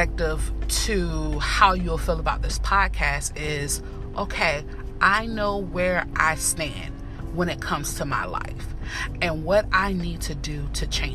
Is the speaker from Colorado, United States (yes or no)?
no; Northern Virginia, United States; I am from Virginia, North of Virginia to be exact.